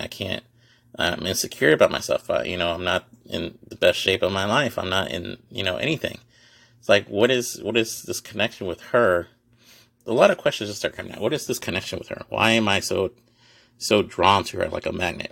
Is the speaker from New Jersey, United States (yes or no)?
no; Houston, Texas, United States; also born or lived in Dallas-Fort Worth area; I'm from Houston